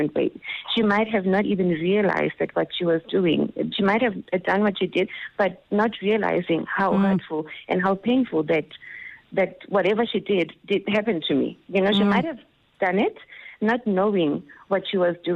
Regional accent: Soweto, Gauteng, South Africa; I grew up in Soweto

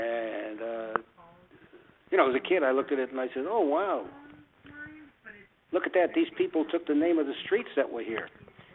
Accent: New York City, New York, United States; moved away as an adult; also born or lived in Stamford, Connecticut; now in Melbourne, United States; I grew up in East New York

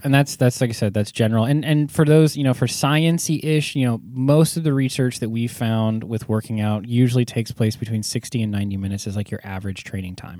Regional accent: California, United States; I was from California

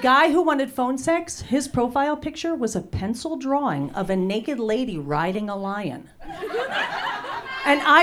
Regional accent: New Jersey, United States; now in Los Angeles, United States; I was born and raised in New Jersey.

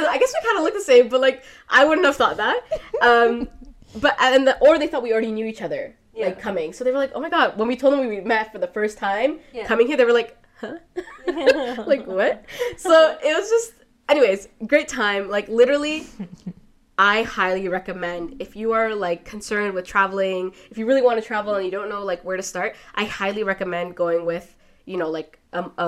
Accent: Toronto, Ontario, Canada; growing up in Toronto

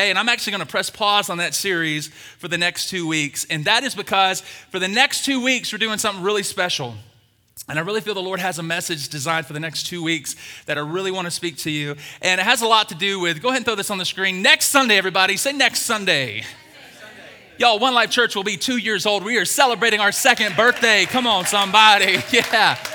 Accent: the South, United States; I'm from the South. We're going deep fried donuts, everybody.

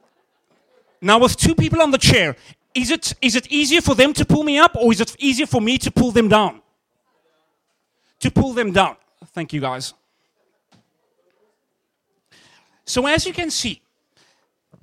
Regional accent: Cape Town, Western Cape, South Africa; moved away as an adult; now in Canada; I'm from South Africa, from Cape Town specifically. And I remember coming to Canada 4 years ago

